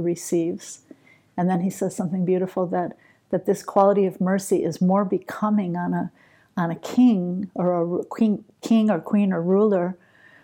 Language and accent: English; New York, United States; I'm partly from New York